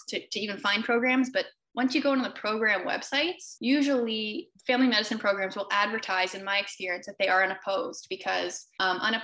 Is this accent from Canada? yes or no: yes; Canada; moved away as an adult; I'm a Canadian